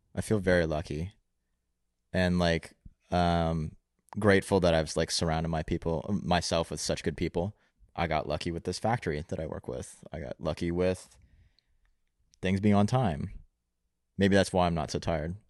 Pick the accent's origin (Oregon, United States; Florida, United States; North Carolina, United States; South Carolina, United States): North Carolina, United States; Raleigh; I was born in Raleigh, North Carolina